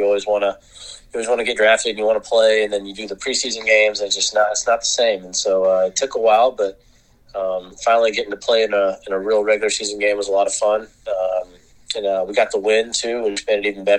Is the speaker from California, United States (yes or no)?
no; Fayetteville, Arkansas, United States; I grew up in Arkansas